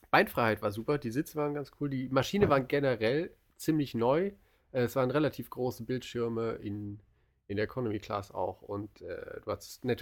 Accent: North Rhine-Westphalia, Germany; Mein Herz schlägt für das Siegerland.

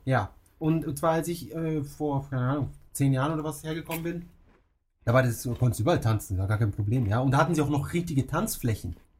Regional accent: Munich, Bavaria, Germany; moved away as an adult; now in Tokyo, Japan; bei uns in München

